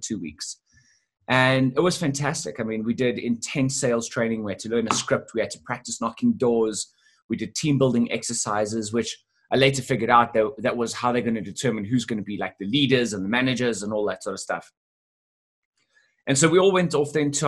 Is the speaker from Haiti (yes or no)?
no; South Africa; I'm from South Africa and not from the UK